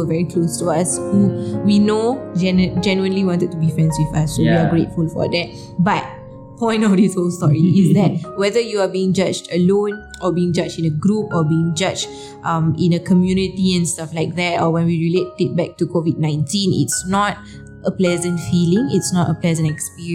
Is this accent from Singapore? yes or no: yes; Singapore; we came from Singapore and we are not, you know, locals